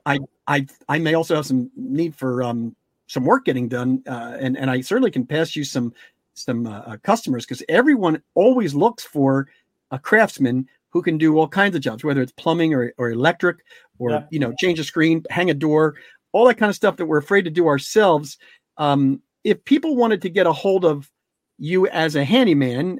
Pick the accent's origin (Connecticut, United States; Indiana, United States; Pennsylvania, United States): Pennsylvania, United States; Delco; people from Delco